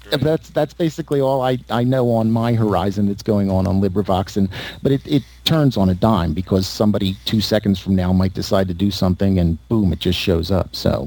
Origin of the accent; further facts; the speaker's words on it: Philadelphia, Pennsylvania, United States; accent: Northeast; No, like I said, I grew up in Philadelphia, and so I have that Northeast thing, and I'm working against it.